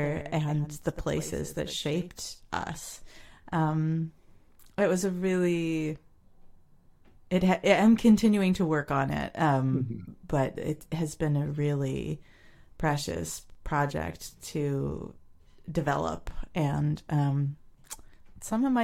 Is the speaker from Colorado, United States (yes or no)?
no; New Jersey, United States; I grew up in New Jersey. I was born in Paterson and grew up in some towns south of there.